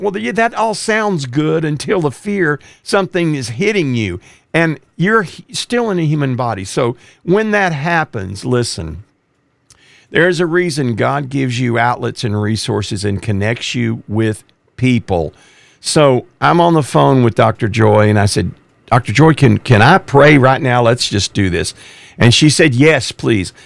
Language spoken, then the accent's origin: English; East Texas, United States; I grew up in East Texas, which has pine trees